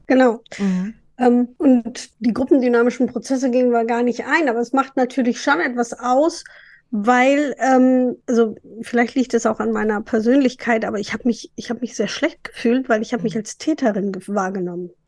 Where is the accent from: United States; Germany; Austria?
Germany; East Frisia, Lower Saxony